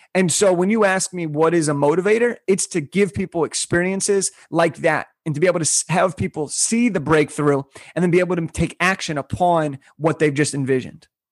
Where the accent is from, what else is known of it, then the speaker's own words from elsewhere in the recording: Southern California, United States; I was born in Southern California